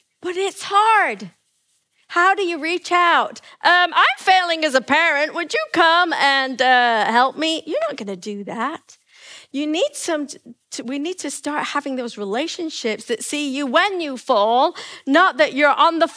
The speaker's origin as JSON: {"language": "English", "region": "England", "country": "United Kingdom", "tie": "born or raised there", "moved": "yes", "said": "I come from England."}